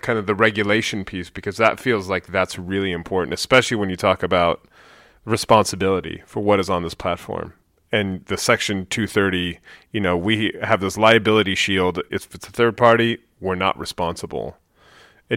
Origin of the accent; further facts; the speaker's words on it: Bay Area, California, United States; moved away as an adult; I'm actually from the Bay Area as well. I was gone for 15 years. I now live in Oakland.